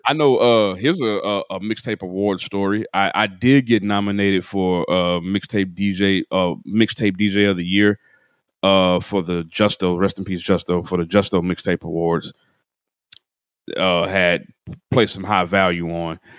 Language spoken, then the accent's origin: English; Chattanooga, Tennessee, United States; moved away; also born or lived in Atlanta; W J T T in Chattanooga, Tennessee, which is my hometown